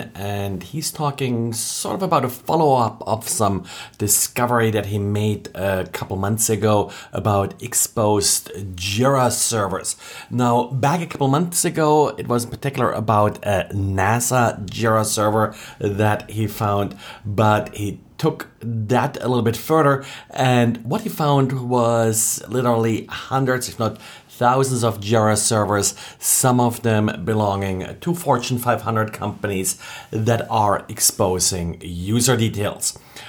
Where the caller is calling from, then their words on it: Jacksonville, Florida, United States; today I'm recording from Jacksonville, Florida.